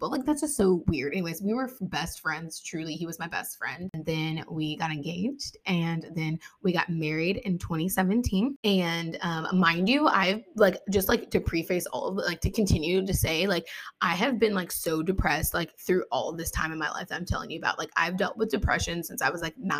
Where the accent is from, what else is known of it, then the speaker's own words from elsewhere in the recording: Ohio, United States; also born or lived in West Virginia; I was born in West Virginia, but I was raised here in Ohio. We moved when I was little.